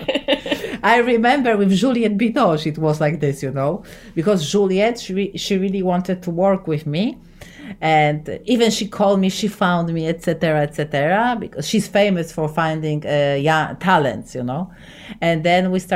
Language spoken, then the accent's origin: English; Poland; English is a second language; I'm from Poland